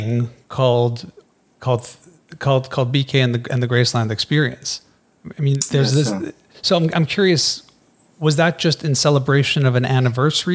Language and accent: English; Canada; I'm Canadian. I'm Canadian